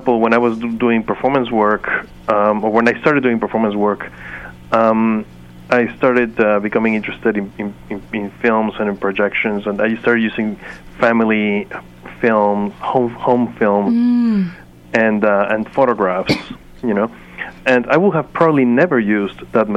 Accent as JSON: {"language": "English", "country": "Mexico", "also_born_or_lived": "Chicago", "moved": "as an adult", "said": "I'm from Mexico. I was at that time in Chicago."}